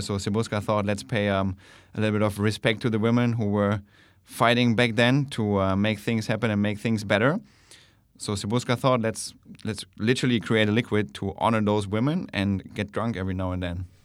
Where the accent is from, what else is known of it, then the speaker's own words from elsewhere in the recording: Germany; moved away as an adult; now in Bangkok, Thailand; I'm originally from Germany